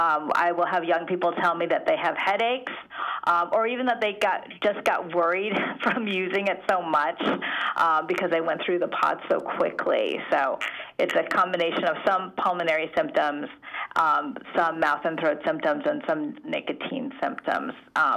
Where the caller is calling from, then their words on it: California, United States; I'm calling you from California, right, where here we have clean indoor air.